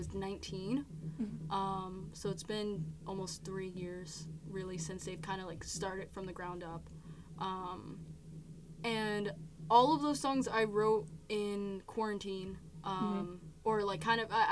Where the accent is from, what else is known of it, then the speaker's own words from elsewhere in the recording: New Jersey, United States; we always just kind of say Central Jersey